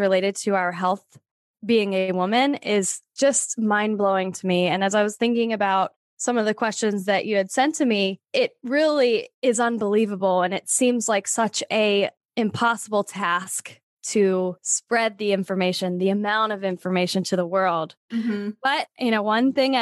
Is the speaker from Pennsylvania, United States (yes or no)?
yes; Pennsylvania, United States; moved away as an adult; I'm originally from Pennsylvania. And then after college, I've been moving west ever since.